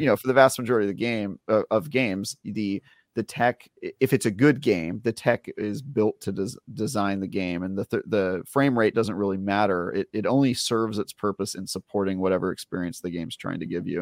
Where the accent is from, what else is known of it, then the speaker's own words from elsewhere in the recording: Oakland, California, United States; I grew up in Oakland